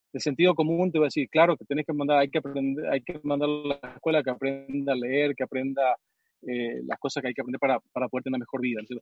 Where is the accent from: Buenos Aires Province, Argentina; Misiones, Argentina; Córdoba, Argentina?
Misiones, Argentina; moved away; yo crecí en Misiones